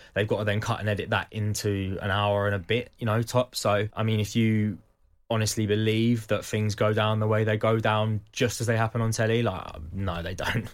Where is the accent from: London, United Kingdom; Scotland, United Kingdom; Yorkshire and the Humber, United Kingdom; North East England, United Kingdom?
London, United Kingdom; Croydon; I was born in Croydon, I come from a working class family